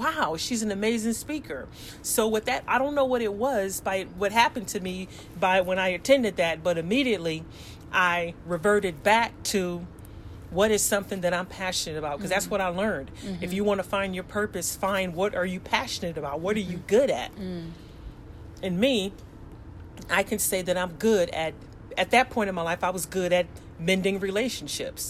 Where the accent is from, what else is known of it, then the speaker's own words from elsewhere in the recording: Los Angeles, California, United States; moved away as an adult; also born or lived in South Korea; growing up in South Central Los Angeles